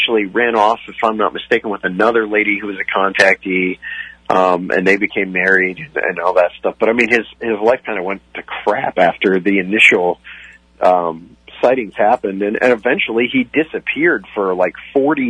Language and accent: English; Ohio, United States; I grew up in Ohio, and I grew up in a town that literally sits off of 77.